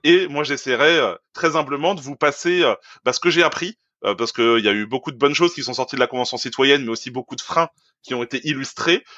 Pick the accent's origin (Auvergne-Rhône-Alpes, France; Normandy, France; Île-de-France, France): Normandy, France; near Caen; moi je suis normand, à côté de Caen